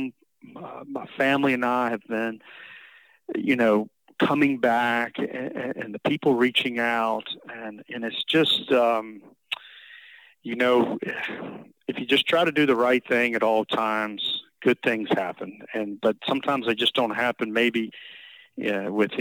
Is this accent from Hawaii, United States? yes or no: no; Virginia, United States; also born or lived in Sea Island, Georgia; now in Georgia, United States; back to my home state